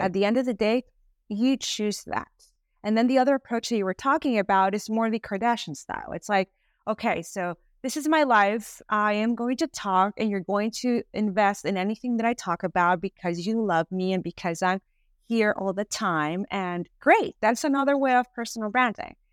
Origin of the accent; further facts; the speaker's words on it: Venezuela; moved away as an adult; now in United States; I am originally from Venezuela. I've been here in the United States for almost thirteen years